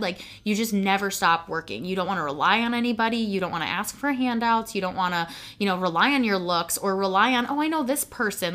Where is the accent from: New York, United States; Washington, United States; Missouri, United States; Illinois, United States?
Illinois, United States; Chicago; i was in that entire i would say broadcast stage in chicago